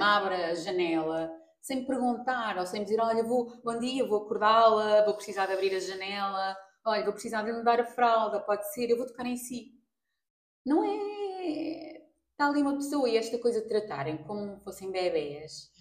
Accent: Portugal; also born or lived in Mozambique; Eu nasci em Moçambique, aos dois meses vim para Portugal

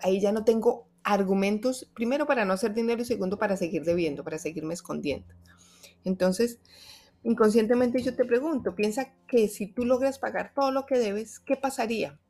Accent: Bogotá, Colombia; moved away; honro mi tierra, mi ciudad Bogotá

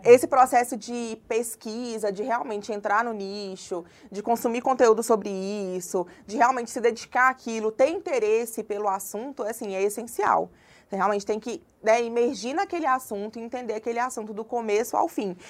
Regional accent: Congonhas, Minas Gerais, Brazil; also born or lived in João Monlevade / Mariana; now in Belo Horizonte, Brazil; Na verdade, eu nasci em João Molevade, mas eu cresci em Congonhas, que é uma cidade também no interior de Minas, uma cidade histórica.

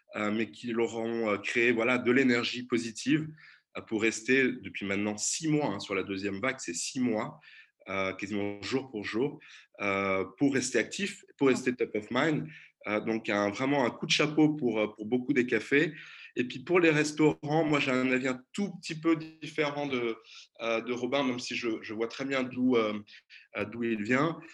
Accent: Brittany, France; moved away as an adult; now in Brussels, Belgium; je suis aussi français, j'ai grandi en Bretagne

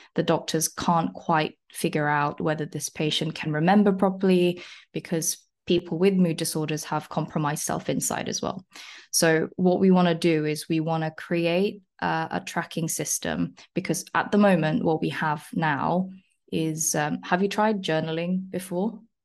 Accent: South Korea; now in London, United Kingdom; I'm originally from South Korea. Uh, I came to England, like, eleven years ago now

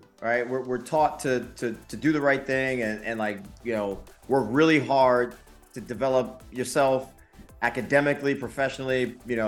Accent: Bridgeport, Connecticut, United States; I'm from the mud. I grew up in Quonics Projects in Bridgeport, Connecticut

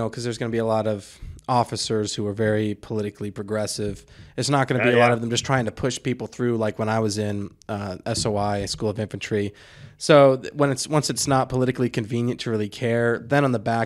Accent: the South, United States; I was from the South.

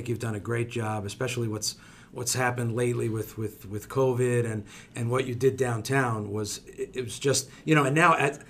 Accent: Italy; moved away; We came all the way from Italy.

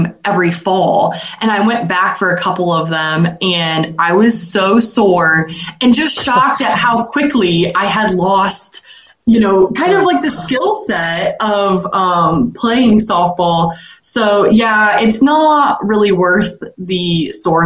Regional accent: Ashland, Ohio, United States; also born or lived in New Orleans, Louisiana / Urbana, Ohio / Tulsa, Oklahoma; I was born in New Orleans, Louisiana, and lived there till I was 3 years old. And then my parents moved back home to Ashland, Ohio. And I have pretty much lived in Ashland my whole life

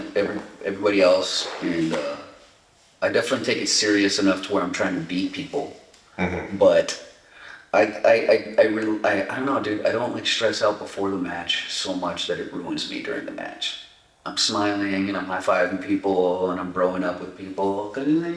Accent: Montebello, California, United States; also born or lived in Echo Park, Los Angeles / Santa Barbara; I was born in Echo Park and I grew up in a city called Montebello, which is like southeast LA. And I moved to Santa Barbara when I was like 13

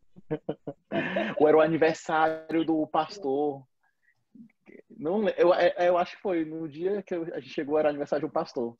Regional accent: Fortaleza, Ceará, Brazil; a gente é de Fortaleza.

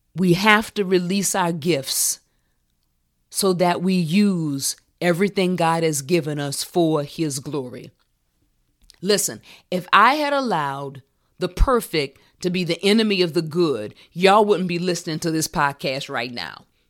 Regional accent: New Orleans, Louisiana, United States; I can remember being in first grade in Valina C. Jones Elementary School in my hometown of New Orleans.

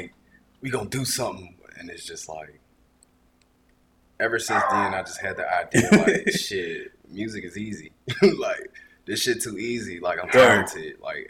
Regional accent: Augusta, Georgia, United States; I'm from Augusta.

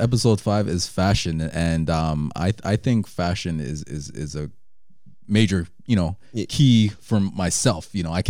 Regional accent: Jamaica; moved away; we're Jamaican. Mm-hmm. I was born there. My brother wasn't, but you know, our parents are, you know, pretty Jamaican.

